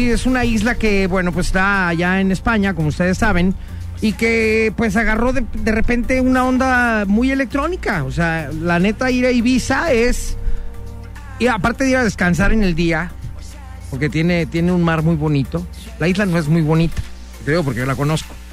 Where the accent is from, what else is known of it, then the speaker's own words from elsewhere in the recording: Guadalajara, Jalisco, Mexico; es un platillo típico de mi ciudad. Yo vengo de Guadalajara